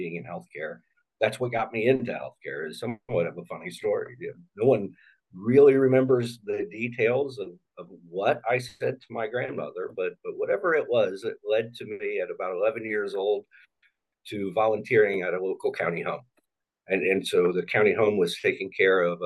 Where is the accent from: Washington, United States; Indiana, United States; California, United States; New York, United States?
Indiana, United States; Indianapolis; also born or lived in Cincinnati, Ohio / Louisville, Kentucky / Lexington, Kentucky; So I was born in Cincinnati. We did a little bit of moving around to parts of Kentucky, Louisville and Lexington, before settling pretty early in my life, so still preteen, in Indianapolis, and have been there since